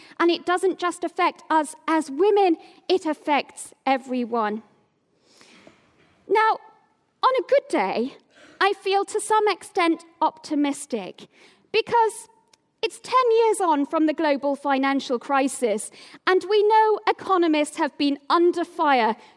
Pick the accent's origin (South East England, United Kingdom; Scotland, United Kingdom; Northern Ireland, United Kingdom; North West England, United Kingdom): North West England, United Kingdom; Oldham; also born or lived in Tameside; now in Cambridge, United Kingdom; I was born in Tameside and grew up for most of my life in Oldham.